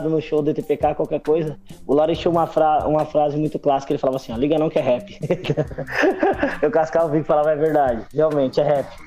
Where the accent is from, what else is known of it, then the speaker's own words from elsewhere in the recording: Ubatuba, São Paulo, Brazil; also born or lived in Lorena; Eu sou nascido em Lorena, Vale, Vale é Zica, e eu fui para Ubatuba bem novo.